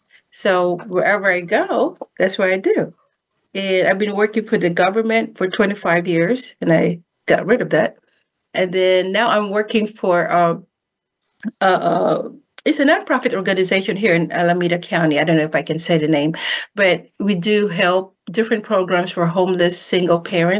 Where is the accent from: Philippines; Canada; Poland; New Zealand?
Philippines; moved away as an adult; also born or lived in Hawaii; now in United States; Being born and raised in the Philippines, and it wasn't easy being a dark-skinned person in the Philippines.